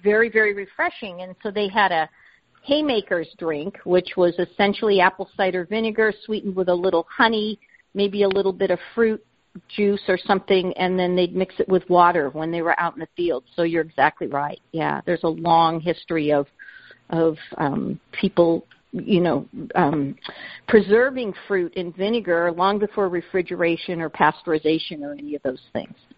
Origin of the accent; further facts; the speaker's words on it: Southern California, United States; moved away; I grew up in Southern California